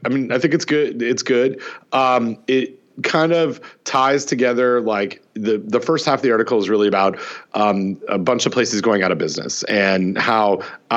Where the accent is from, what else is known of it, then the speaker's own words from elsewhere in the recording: Canada; Growing up in Canada